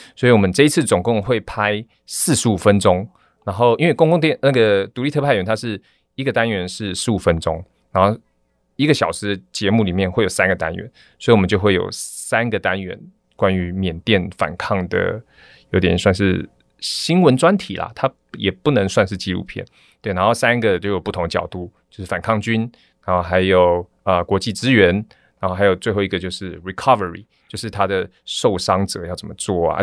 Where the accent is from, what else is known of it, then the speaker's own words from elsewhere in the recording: Taiwan; 我是从台湾来